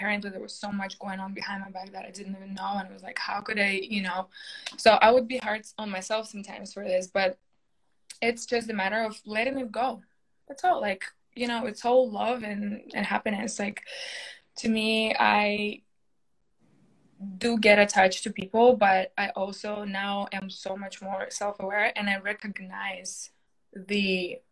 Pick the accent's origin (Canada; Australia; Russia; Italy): Russia; English is a second language; moved away as an adult; now in United States; I came to America when I was 18 from Russia, from, you know, just finished high school, came here